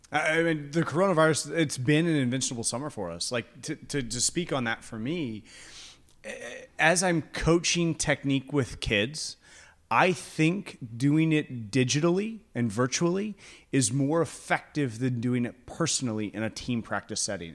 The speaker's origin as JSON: {"language": "English", "country": "United States", "said": "As an American culture"}